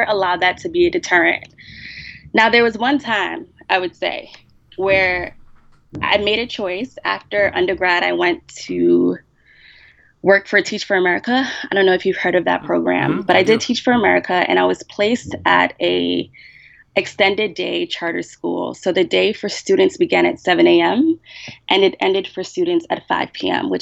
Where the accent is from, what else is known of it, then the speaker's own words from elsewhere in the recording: United States; I'm Black American